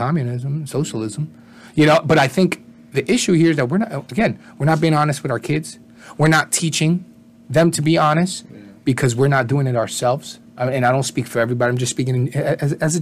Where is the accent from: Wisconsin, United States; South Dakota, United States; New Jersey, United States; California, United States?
New Jersey, United States; Jersey City; also born or lived in Puerto Rico / Brooklyn, New York City / Newark; I grew up for the most part in Jersey City, lived in Newark.